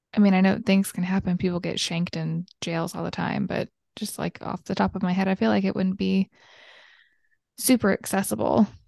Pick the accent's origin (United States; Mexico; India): United States; Georgia; I'm from Georgia and we're notorious for shortening words